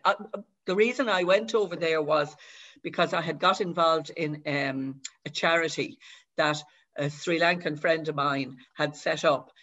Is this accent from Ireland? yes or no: yes; Dublin, Leinster, Ireland; I was brought up in Dublin, but my mother is from Gorey